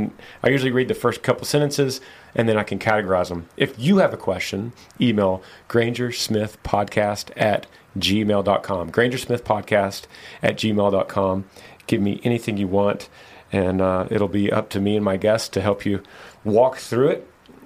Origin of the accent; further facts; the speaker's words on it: Pennsylvania, United States; I'm from Pennsylvania.